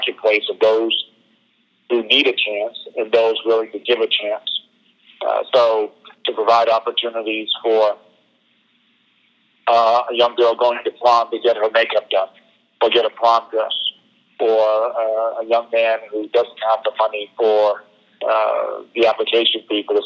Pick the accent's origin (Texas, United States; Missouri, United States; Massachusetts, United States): Massachusetts, United States; New Bedford; my hometown of New Bedford, Massachusetts